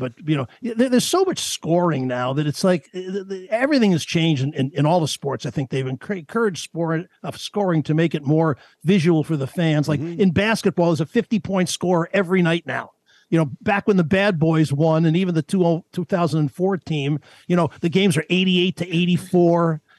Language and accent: English; East Coast, United States; moved away; I grew up in the East Coast